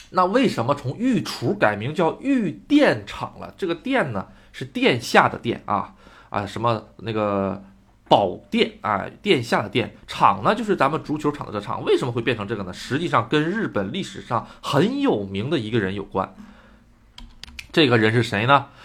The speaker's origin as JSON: {"language": "Chinese", "region": "Northeast China", "country": "China", "tie": "born or raised there", "also_born_or_lived": "Shandong", "accent": "Northeastern (Dongbei)", "moved": "as an adult", "lives_now": "Gotemba, Japan", "said": "我出生的地方吧，就是我的那个东北 哎，果然，可能是跟这个初升地有关吧，然后也就照旧了我普通话中加加大大部分东北的口音"}